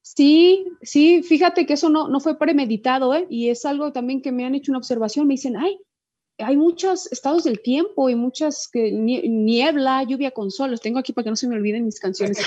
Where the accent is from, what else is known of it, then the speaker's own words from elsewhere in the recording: Guadalajara, Jalisco, Mexico; moved away as an adult; now in Spain; me gusta sonar pues como sonamos en Guadalajara, pues que es, eso soy